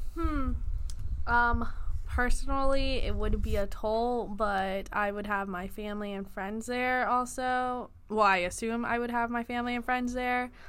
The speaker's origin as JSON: {"language": "English", "town": "Houston", "region": "Texas", "country": "United States", "moved": "yes", "said": "I am originally from Houston, Texas"}